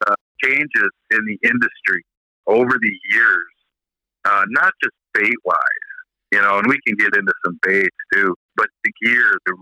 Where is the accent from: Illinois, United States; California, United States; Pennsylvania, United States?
Illinois, United States; Chicago; I grew up in Chicago, north side of Chicago.